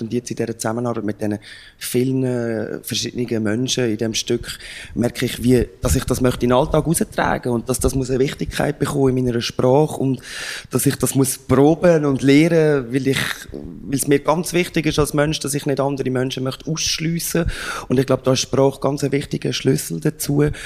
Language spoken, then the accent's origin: German; Lucerne, Switzerland; mich als Luzerner